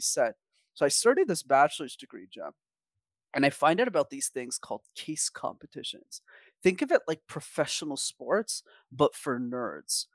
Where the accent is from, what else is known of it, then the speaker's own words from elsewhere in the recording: Montreal, Quebec, Canada; I grew up in Montreal